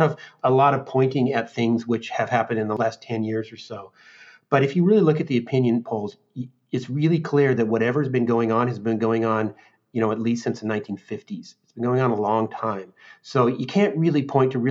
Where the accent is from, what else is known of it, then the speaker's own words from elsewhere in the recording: Seattle, Washington, United States; moved away as an adult; also born or lived in Chicago; I grew up in the Seattle area, state of Washington